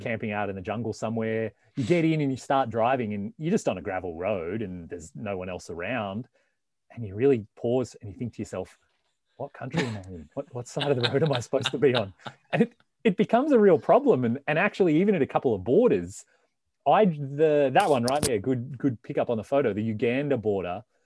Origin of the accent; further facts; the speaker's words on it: Victoria, Australia; moved away as an adult; also born or lived in Melbourne; now in North America; I, I, grew up in the country uh, in the state of Victoria.